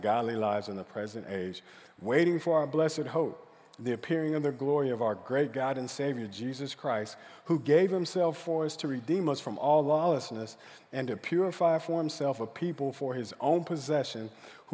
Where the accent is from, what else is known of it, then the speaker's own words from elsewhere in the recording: Stillwater, Oklahoma, United States; I grew up in Stillwater, Oklahoma.